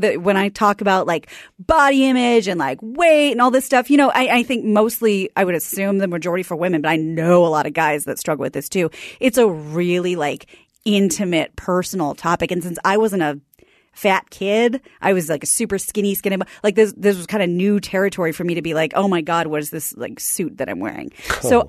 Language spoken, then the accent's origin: English; Kansas City, Missouri, United States; I'm from Kansas City.